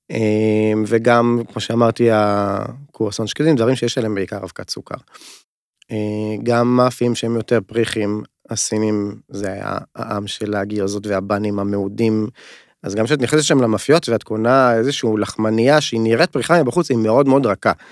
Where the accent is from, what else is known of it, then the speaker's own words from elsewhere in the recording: North, Israel; אנחנו שנינו מהצפון, שחף גם מהצפון